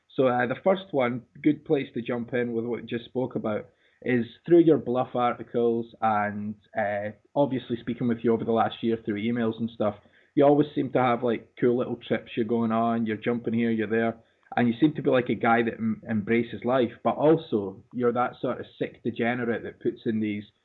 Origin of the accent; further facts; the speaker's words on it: Dundee, Scotland, United Kingdom; my hometown Dundee